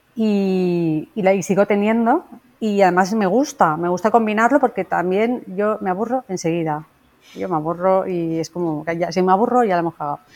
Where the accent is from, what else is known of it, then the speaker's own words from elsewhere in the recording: Valencia, Valencian Community, Spain; yo soy una dietista de Valencia